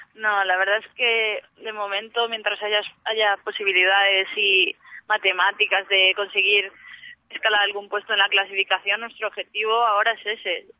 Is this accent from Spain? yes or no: yes; Moaña, Galicia, Spain